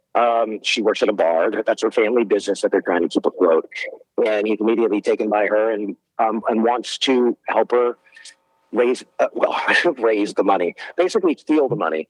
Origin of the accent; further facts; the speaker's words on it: Baton Rouge, Louisiana, United States; I'm from Baton Rouge, yeah, originally.